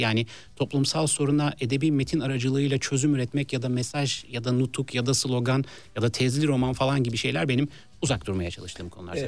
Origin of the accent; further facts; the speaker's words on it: Istanbul, Turkey; ben yani Bağdat Caddesi taraflarında doğup büyüdüm